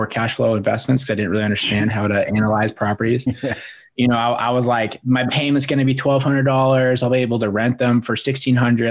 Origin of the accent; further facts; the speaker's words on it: Bozeman, Montana, United States; moved away as an adult; also born or lived in Seattle, Washington; now in Spokane, United States; I grew up out in Bozeman, Montana